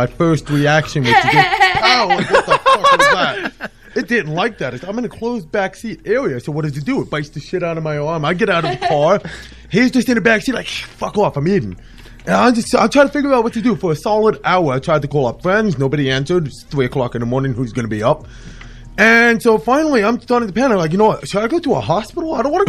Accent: New City, New York, United States; moved away; So, back about 8 years ago, I was living in New City, New York, where I grew up in Rockland County.

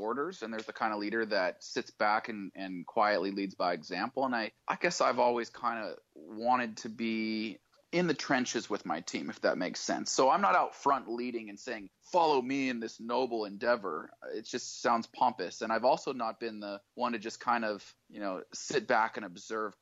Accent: Idaho, United States; I grew up in Idaho

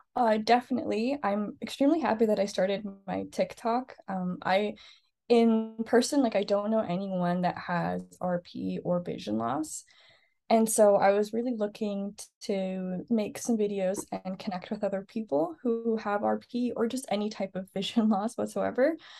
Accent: Scarborough, Ontario, Canada; now in Vancouver Island, Canada; I'm originally from Scarborough, Ontario.

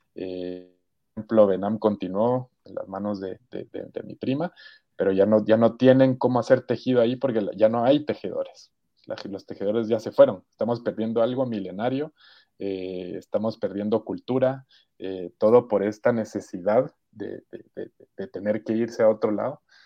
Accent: Guatemala; moved away as an adult; also born or lived in United States / England / Barcelona; soy guatemalteco

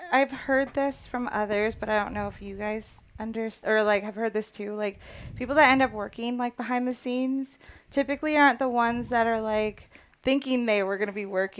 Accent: Orange County, California, United States; I'm a product of California, born and raised

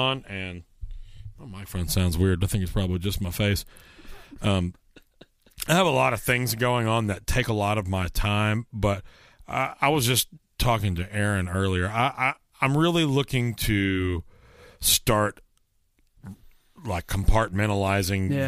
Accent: Garland, Texas, United States; moved away as an adult; I'm from the Dallas area, Garland, Texas specifically.

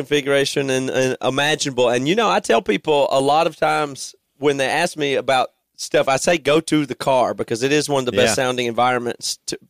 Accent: South Carolina, United States; And we grew up in South Carolina.

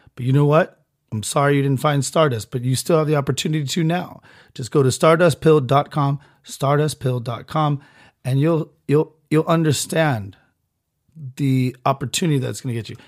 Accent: Southern California, United States; I was born in Southern California to two parents that actually are together still

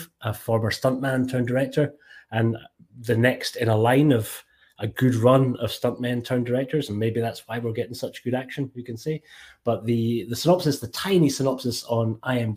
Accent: Scotland, United Kingdom; accent: Scottish; my Scottish accent

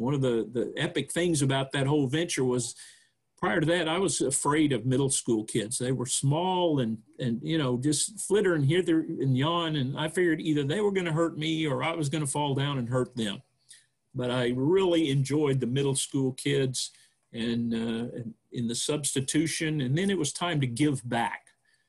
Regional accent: Houston, Texas, United States; born there; also born or lived in Guam / Puerto Rico; I was born in Texas, down in the Houston area, but never lived there, actually. My dad was in the Air Force, so very shortly after my birth, we started moving around all over the place in the U.S. And overseas, Guam, Puerto Rico

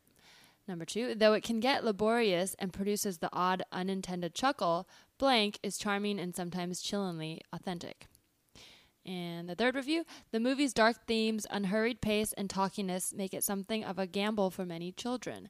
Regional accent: Bay Area, California, United States; I was raised in the Bay Area and super liberal

